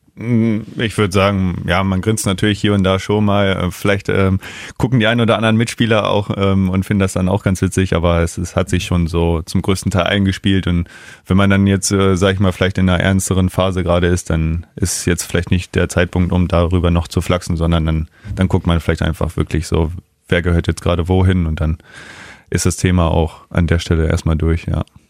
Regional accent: Neustadt am Rübenberge, Lower Saxony, Germany; also born or lived in Garbsen; Ich bin in Neustadt geboren, ja. Äh, wohne aber in Garbsen und ja, ein Ortsteil ist Osterwald

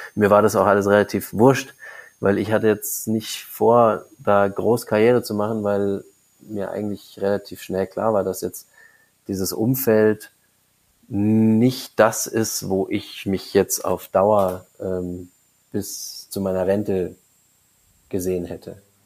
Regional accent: Munich, Bavaria, Germany; komme aus München, also ich bin im Landkreis München aufgewachsen, in München geboren

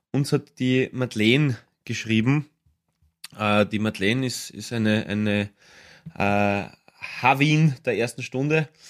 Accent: Austria

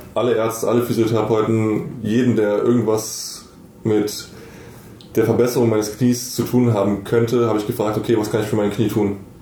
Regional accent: Bonn, North Rhine-Westphalia, Germany; also born or lived in Munich; ich bin jetzt zurück nach Bonn gezogen in meine alte Heimat

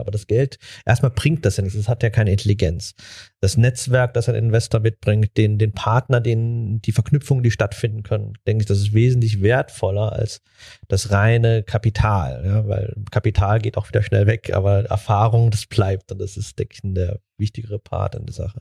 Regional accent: Germany; wir Deutsche

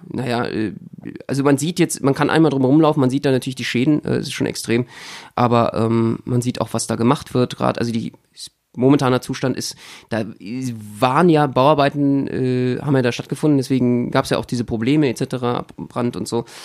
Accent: Berlin, Germany; als Berliner

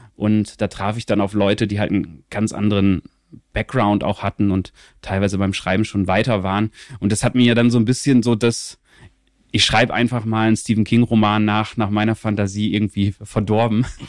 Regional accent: Venne, Lower Saxony, Germany; ich bin aufgewachsen so in der Nähe von Osnabrück, in so einem mhm. relativ kleinen, ähm, kleinen

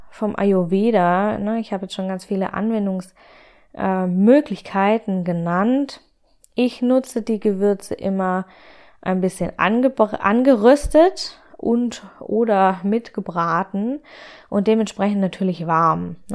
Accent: Baden-Württemberg, Germany; born there; Ich bin ja gebürtige Schwäbin und habe damit die Linsen mit Spätzle in die Wiege gelegt bekommen, sozusagen.

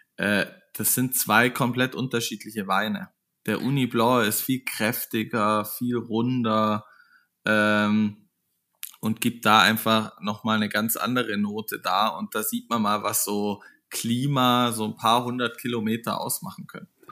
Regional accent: Munich, Bavaria, Germany; wir als Münchner

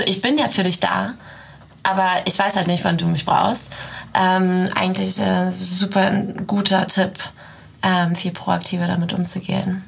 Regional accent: Russia; now in Germany; dass ich ursprünglich aus Russland komme. Ähm, irgendwo hat mich dieses Land äh, sehr geprägt, das ist natürlich meine Heimat

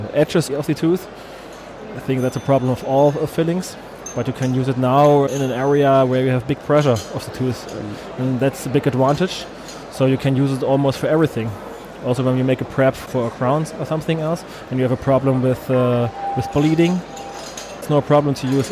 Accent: Germany; I'm a dentist from Germany. I have my office directly in the middle of Germany

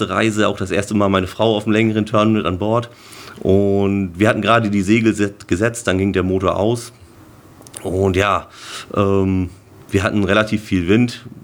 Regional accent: Cuxhaven, Lower Saxony, Germany; ich bin hier oben geboren, ich bin in Cuxhaven geboren, ich bin am Strand aufgewachsen, sag ich mal.

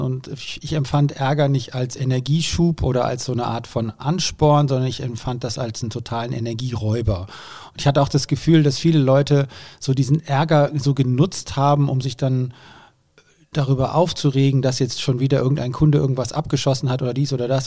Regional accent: Germany; wurden aber natürlich als Deutsche ziemlich bemitleidet

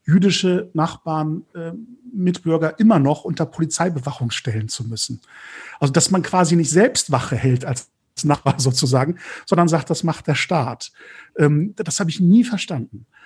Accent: Lübeck, Schleswig-Holstein, Germany; Die erste Wahrnehmung jüdischen Lebens in meiner Heimatstadt Lübeck

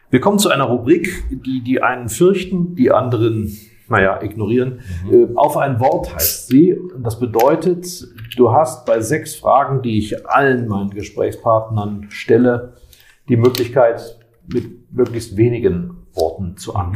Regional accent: Graz, Styria, Austria; Und, und ich schätze, ich schätze meine Heimatstadt sehr.

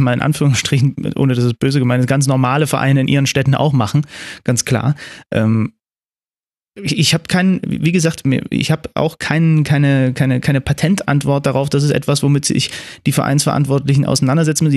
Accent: Zwickau, Saxony, Germany; moved away; ich bin ja in Zwickau geboren, ne? da sind, äh, da wohnen meine Eltern

